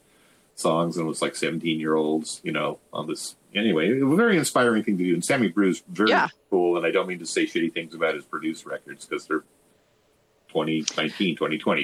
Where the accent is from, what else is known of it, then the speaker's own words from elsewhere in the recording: Los Angeles, California, United States; moved away; also born or lived in Oakland / Olympia / Ellensburg; I was from Los Angeles